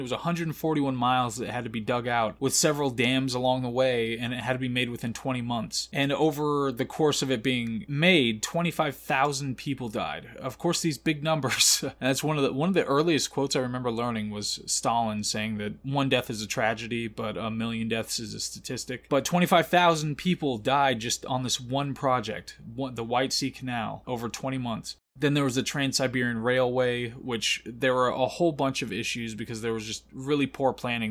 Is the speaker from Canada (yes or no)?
no; United States; as an American